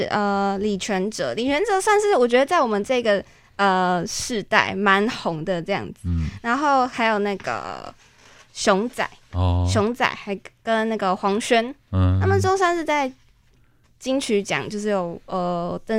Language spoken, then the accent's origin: Chinese; Kaohsiung, Taiwan; 跟我一样是高雄人